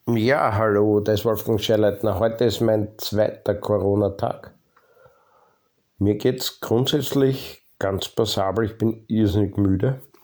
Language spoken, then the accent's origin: German; Lower Austria, Austria; bei uns in Niederösterreich